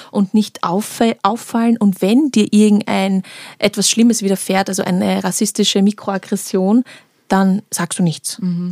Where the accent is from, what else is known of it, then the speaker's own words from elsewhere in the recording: Austria; ich bin in Österreich geboren